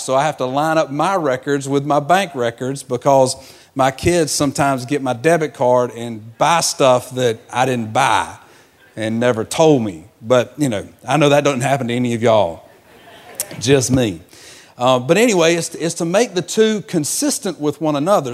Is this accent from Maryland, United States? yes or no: no; Georgia, United States; moved away; I'm from Georgia, so I, I was raised in a peach orchard.